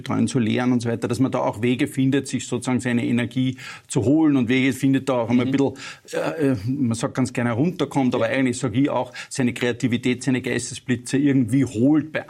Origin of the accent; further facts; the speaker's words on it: Upper Austria, Austria; now in Vienna, Austria; ich bin ein Oberösterreicher mhm. in Wien